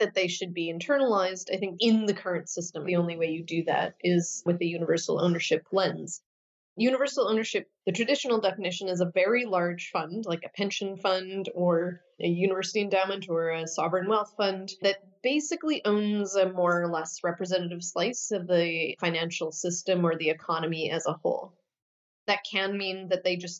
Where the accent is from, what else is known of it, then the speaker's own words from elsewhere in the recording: Saskatoon, Saskatchewan, Canada; was a community organizer back in my hometown of Saskatoon, Saskatchewan, Canada